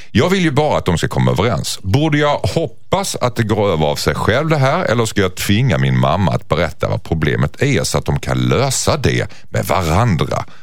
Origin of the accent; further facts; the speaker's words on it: Skåne, Sweden; som skåning så är jag ganska utsatt för det kan jag säga.